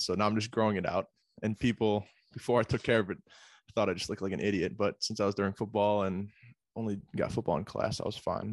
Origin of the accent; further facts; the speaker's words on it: Pittsford, New York, United States; also born or lived in Buffalo, New York; originally from, uh, Pittsford, Sutherland High School out of Rochester, New York